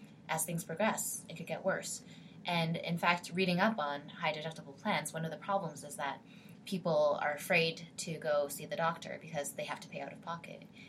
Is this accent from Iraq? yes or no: no; Canada; now in St. Louis, United States; I'm previously Canadian